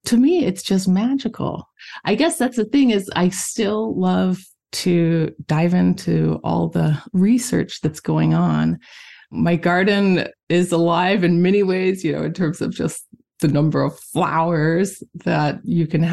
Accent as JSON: {"language": "English", "region": "Missouri", "country": "United States", "also_born_or_lived": "Michigan / Italy", "moved": "yes", "lives_now": "Thetford, United States", "said": "I'm originally from Missouri"}